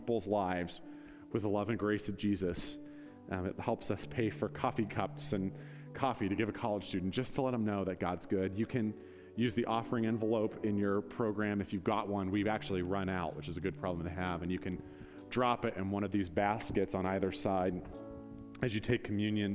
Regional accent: Northeast Ohio, United States; we're from Northeast Ohio

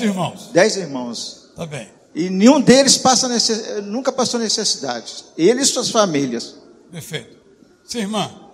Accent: Minas Gerais, Brazil; Eu também sou mineiro

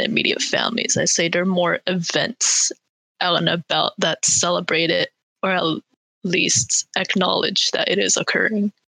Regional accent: Bay Area, California, United States; I was also born raised in the Bay Area

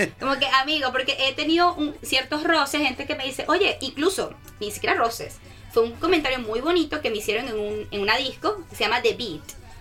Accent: Caracas, Capital District, Venezuela; now in Brisbane, Australia; yo soy de Caracas, soy venezolana.

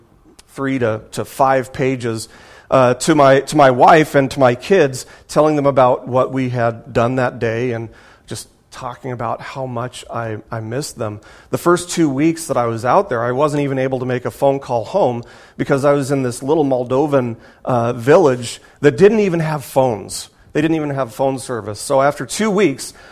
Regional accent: Las Vegas, Nevada, United States; moved away as an adult; now in Seattle, United States; I'm from Vegas

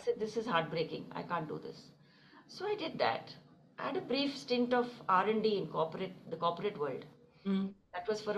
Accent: Delhi, India; moved away as an adult; also born or lived in Kanpur / Princeton; Born and brought up in Delhi

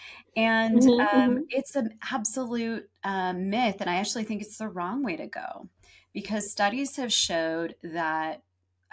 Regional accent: San Diego, California, United States; also born or lived in Los Angeles; San Diego, where I grew up

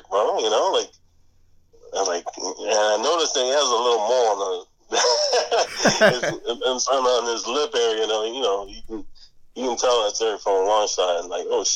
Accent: Miami, Florida, United States; we're all from Sunset, man. We all, you know, we're in high school together

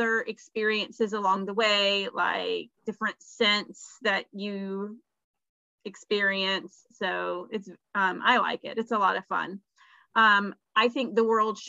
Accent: the South, Southern United States, United States; accent: Southern; my Southern girl accent

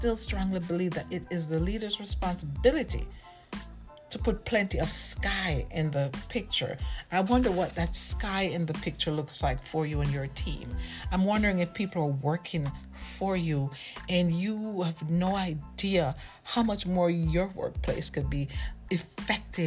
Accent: Jamaica; I'm from Jamaica

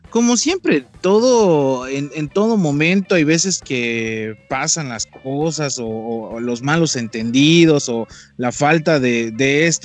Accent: Mexico; como ahora sí que como mexicano de repente, ¿no?

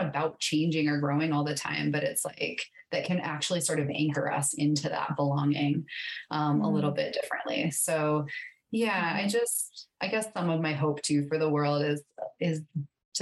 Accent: South Dakota, United States; moved away as an adult; also born or lived in Montana; I grew up in South Dakota

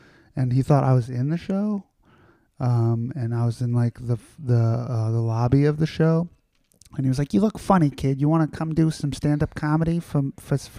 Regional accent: New York City, New York, United States; I grew up in Astoria, Queens.

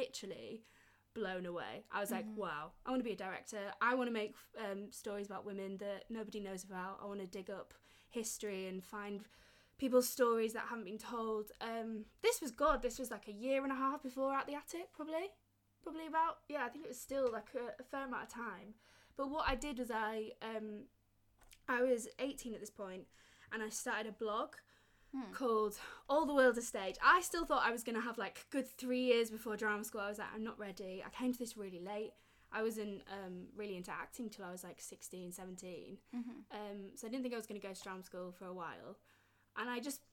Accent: Yorkshire and the Humber, United Kingdom; I'm obviously from Yorkshire

